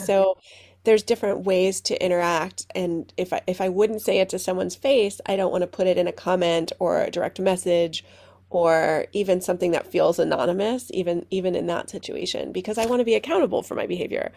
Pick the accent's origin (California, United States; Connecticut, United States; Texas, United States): Connecticut, United States; Stamford; now in Skokie, United States; I grew up in Stamford, Connecticut, outside of New York City